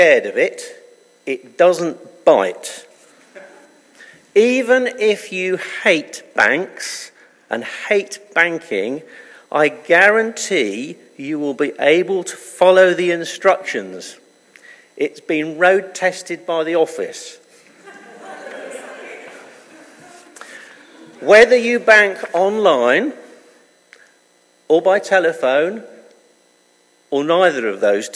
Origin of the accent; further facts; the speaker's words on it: United Kingdom; being British